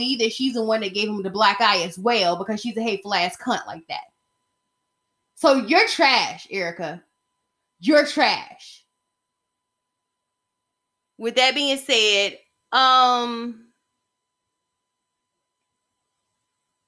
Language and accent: English; Georgia, United States; here in Georgia